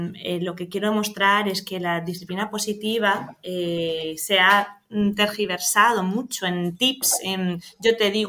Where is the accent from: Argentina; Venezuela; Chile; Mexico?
Venezuela; now in Spain; en nuestro caso que venimos de Venezuela muchas veces cuando nos tocaba el gallego era como, ay Dios mío, ¿qué viene a decir aquí?